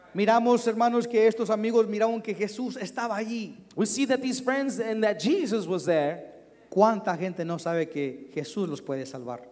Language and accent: Spanish; Durango, Mexico; now in Dallas, United States; Yo soy nacido en, en Durango, México